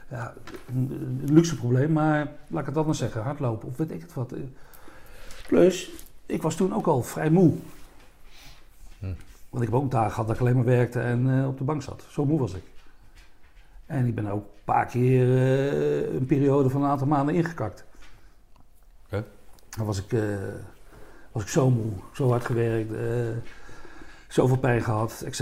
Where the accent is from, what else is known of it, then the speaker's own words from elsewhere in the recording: Malden, Gelderland, Netherlands; moved away; also born or lived in Rheden / Nijmegen / Roosendaal; Ik kom uit Nijmegen. Ik ben geboren in Reden, achter Arnhem, Postbank. Nee, ja, ik kom uit Nijmegen. Ik Malden.